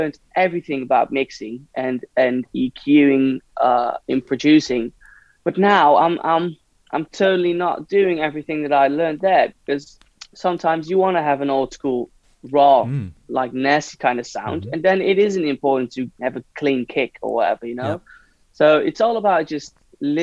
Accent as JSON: {"language": "English", "town": "Hilversum", "region": "North Holland", "country": "Netherlands", "moved": "yes", "lives_now": "Amsterdam, Netherlands", "said": "I was from Hilversum"}